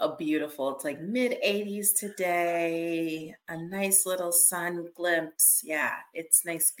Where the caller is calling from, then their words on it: Pennsylvania, United States; I'm joining you right outside of Philadelphia, Pennsylvania.